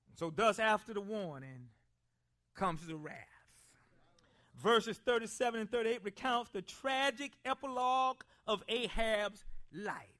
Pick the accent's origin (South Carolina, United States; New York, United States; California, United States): South Carolina, United States; Columbia; growing up in Columbia, South Carolina, I spent a lot of time around older people. I was raised by my grandparents